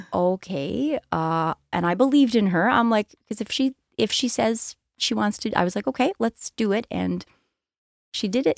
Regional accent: Cape Breton, Nova Scotia, Canada; we're from Cape Breton. I stayed

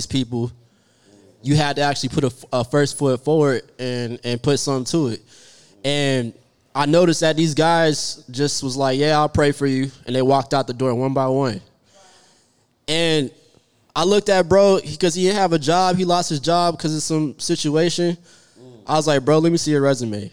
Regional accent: Orlando, Florida, United States; moved away as an adult; now in Dallas, United States; I'm originally from Orlando

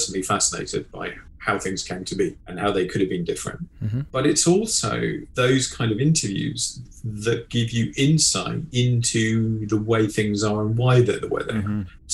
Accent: England, United Kingdom; As an Englishman

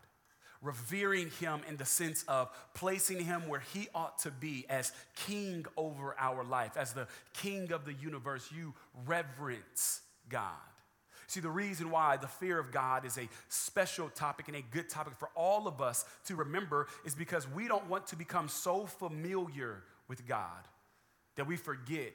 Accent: California, United States; also born or lived in Atlanta, Georgia; now in San Antonio, United States; Originally from California, born, raised there, moved to Atlanta, Georgia, was there for 6 years, and then now I reside in the great state of Texas

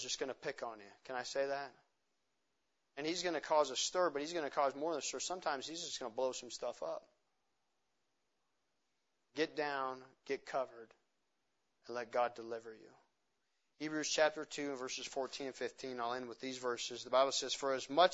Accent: Montana, United States; I'm from Montana

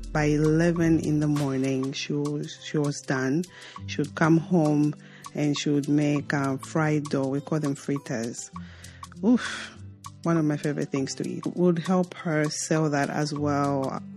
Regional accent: Mongu, Western Province, Zambia; also born or lived in Lusaka, Zambia; I was born and raised in Zambia, and uh, I grew up uh, very rural

